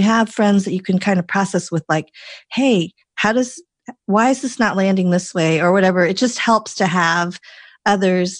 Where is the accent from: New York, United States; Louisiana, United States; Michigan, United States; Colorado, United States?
Colorado, United States; I grew up in Colorado, like all my life, like, you know, it's like, I really am from there.